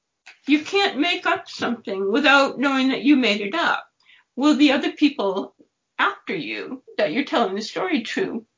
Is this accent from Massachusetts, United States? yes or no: yes; Dorchester, Massachusetts, United States; born there; also born or lived in Boston / Cambridge; I was born in Dorchester in Massachusetts, mm-hmm. but I'm not from Dorchester. My parents didn't live in Dorchester or anything, and I've never lived in Dorchester.